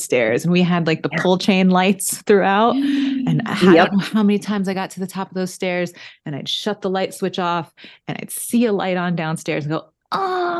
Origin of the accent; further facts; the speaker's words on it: Connecticut, United States; moved away; also born or lived in Newport, Rhode Island; I grew up in Connecticut too